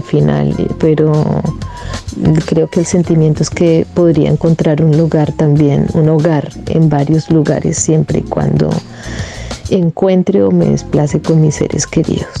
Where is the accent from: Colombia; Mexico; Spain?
Colombia; moved away as an adult; now in Germany; claro que me considero colombiana